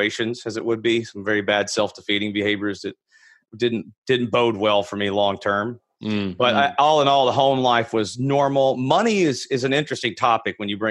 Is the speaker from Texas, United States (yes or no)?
yes; Fort Worth, Texas, United States; I'm a native Texan. So I grew up in Fort Worth, Texas